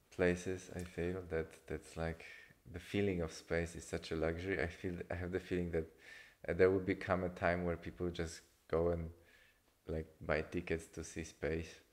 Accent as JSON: {"language": "English", "country": "Poland", "said": "I come from Poland"}